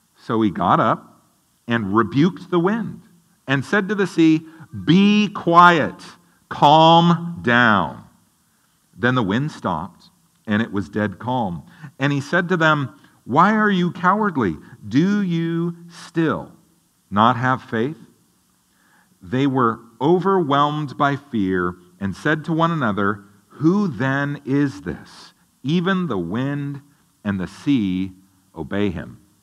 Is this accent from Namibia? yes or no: no; the Northwest, Pacific Northwest, United States; growing up in the Northwest